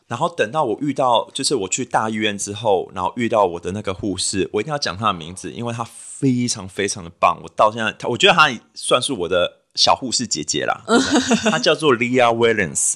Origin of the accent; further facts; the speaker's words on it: New Taipei, Taiwan; moved away; also born or lived in Western Australia; 因为我是新北人，所以我就在新北找一个 local 的，呃，test去检测一下 H I V